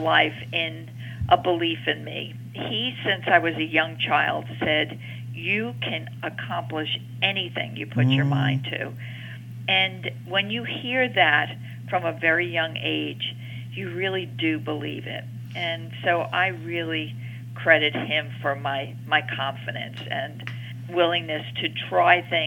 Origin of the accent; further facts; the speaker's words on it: New York City, New York, United States; I'm a New Yorker, raised in Queens in the town of Jackson Heights